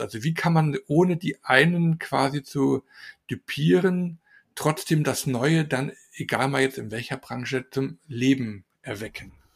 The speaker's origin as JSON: {"language": "German", "region": "Salzburg", "country": "Austria", "said": "bei uns in Salzburg"}